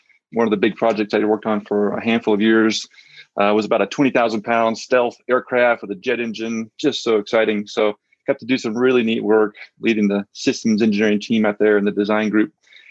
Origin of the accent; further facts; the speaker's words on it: Central Valley of California, United States; also born or lived in San Luis Obispo, California; I grew up in the Central Valley of California